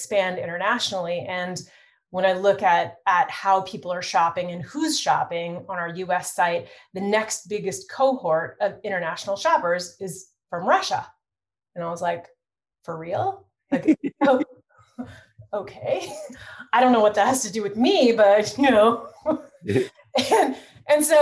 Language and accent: English; Toronto, Ontario, Canada; I'm born and raised in Toronto